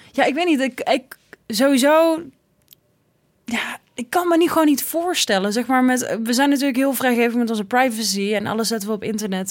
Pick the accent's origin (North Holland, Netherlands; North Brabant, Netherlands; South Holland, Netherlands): North Brabant, Netherlands; Tilburg; het pittoreske Tilburg gebeuren, waar ik vandaan kom